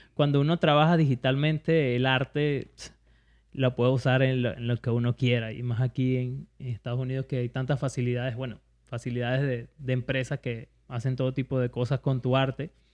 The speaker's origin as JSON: {"language": "Spanish", "country": "Venezuela", "moved": "yes", "said": "soy venezolano"}